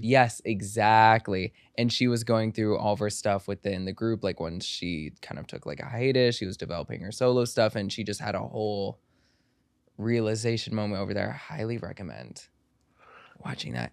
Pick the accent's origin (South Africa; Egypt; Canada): Egypt; I'm, I'm from Egypt